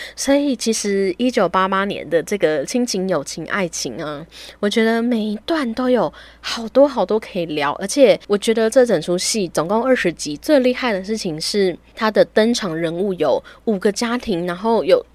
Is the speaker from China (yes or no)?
no; Taiwan; 尽管我们是一个台湾人